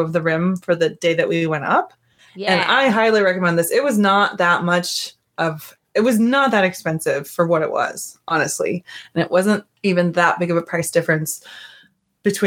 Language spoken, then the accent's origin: English; Montana, United States; moved away; I am from Montana